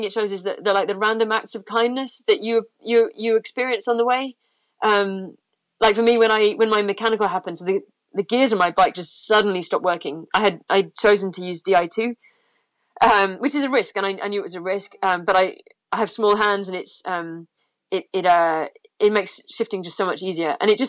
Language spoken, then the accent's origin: English; England, United Kingdom; yeah, for me, it's crisps because I'm English.